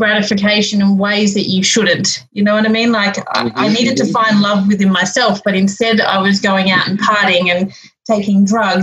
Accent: Melbourne, Victoria, Australia; I'm actually from Melbourne, so I grew up in Victoria

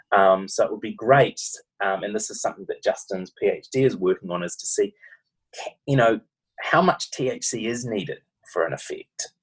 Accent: New Zealand; accent: Kiwi; now in Australia; my Kiwi accent

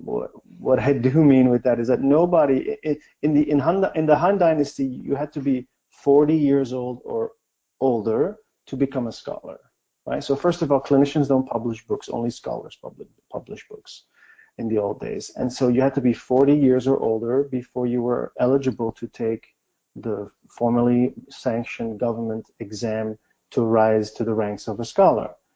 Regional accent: Belgium; moved away as an adult; also born or lived in China; I'm from Belgium, and we grow up learning a lot of languages

